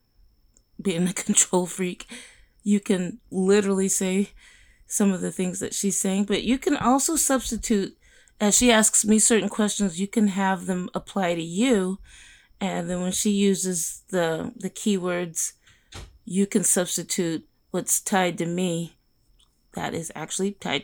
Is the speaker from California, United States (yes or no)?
yes; Bakersfield, California, United States; also born or lived in Stockton; we moved from Stockton to Bakersfield